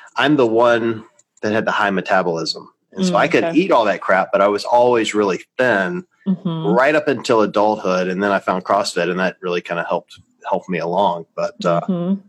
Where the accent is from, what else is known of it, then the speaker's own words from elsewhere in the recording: the South, United States; I was raised in the South